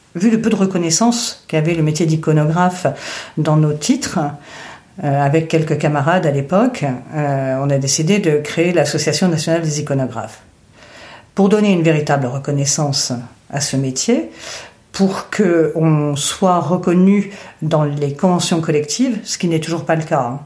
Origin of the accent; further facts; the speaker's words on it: Arles, Provence-Alpes-Côte d'Azur, France; also born or lived in Indian Ocean / Lorraine; je suis née dans l'océan Indien, j'ai grandi une partie de mon enfance en Lorraine et ensuite à Arles.